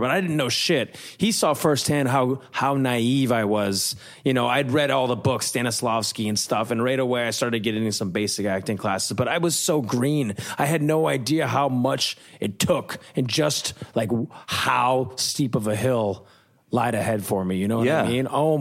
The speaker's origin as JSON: {"language": "English", "region": "Minnesota", "country": "United States", "tie": "born or raised there", "also_born_or_lived": "Florida", "moved": "as an adult", "lives_now": "Los Angeles, United States", "said": "I grew up in the Midwest, loved Minnesota high school"}